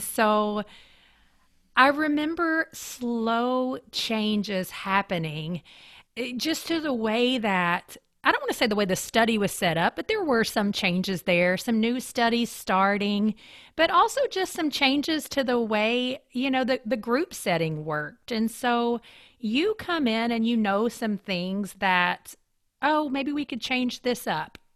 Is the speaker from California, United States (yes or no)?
no; eastern Kentucky, United States; moved away; also born or lived in Lexington, Kentucky; I grew up in the mountains of eastern Kentucky